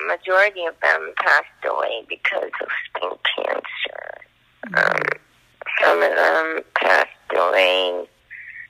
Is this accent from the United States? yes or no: no; Toronto, Ontario, Canada; I was from Toronto